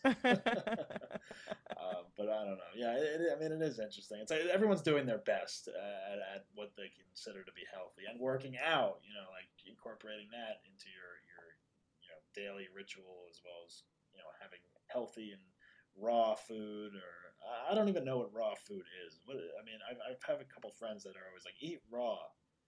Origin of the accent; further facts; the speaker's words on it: New Jersey, United States; now in Los Angeles, United States; I grew up in New Jersey